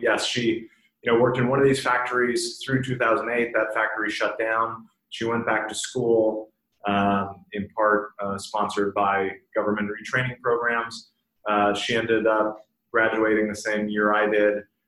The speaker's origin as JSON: {"language": "English", "town": "Bemidji", "region": "Minnesota", "country": "United States", "tie": "born or raised there", "also_born_or_lived": "Leonard, Minnesota / Boston", "moved": "yes", "said": "I grew up in uh, very northern Minnesota, about five hours north of Minneapolis"}